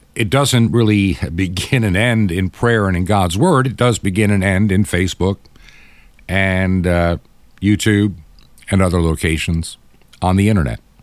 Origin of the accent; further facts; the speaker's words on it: United States; I'm enough in my Americanism, being an American